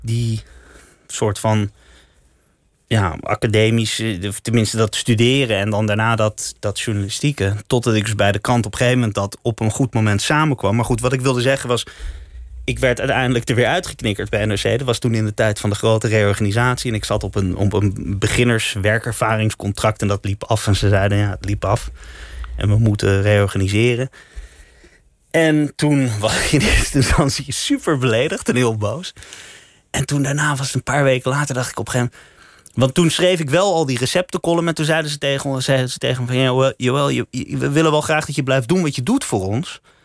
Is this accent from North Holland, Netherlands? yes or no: yes; Amsterdam, North Holland, Netherlands; born or raised there; also born or lived in The Hague